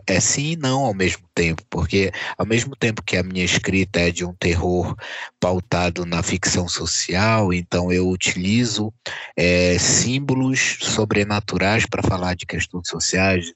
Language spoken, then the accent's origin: Portuguese; Castanhal, Pará, Brazil; also born or lived in Salinópolis / Belém; cresci em Castanhal